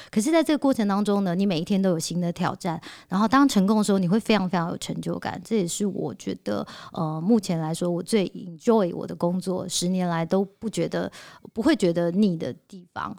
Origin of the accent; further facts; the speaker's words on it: Taiwan; 我们台湾人